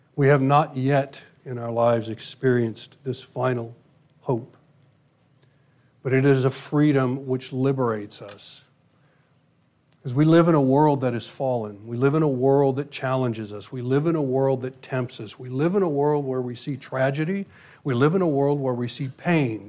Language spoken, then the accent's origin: English; United States; my U.S. citizenship.